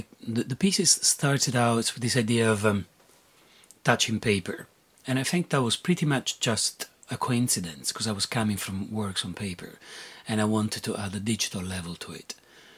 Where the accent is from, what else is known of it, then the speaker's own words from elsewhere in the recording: Rome, Lazio, Italy; born there; So I was born in Italy, and they're like, when you're born in Italy, usually you're Catholic by definition. When you're born in Rome, you're Catholic by definition.